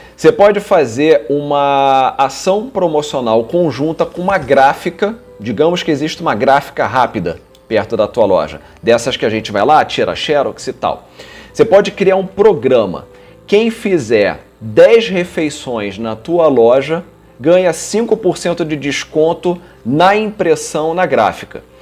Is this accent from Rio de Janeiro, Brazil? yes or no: yes; Rio de Janeiro, Brazil; Eu nasci, eu sou, sou carioca, nasci no Rio de Janeiro, morei aqui minha vida toda